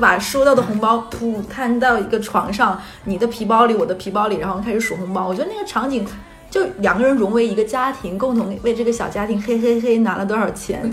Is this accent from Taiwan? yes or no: no; Northeast China, China; moved away as an adult; now in Shanghai, China; 在我老家东北，就是一个五线城市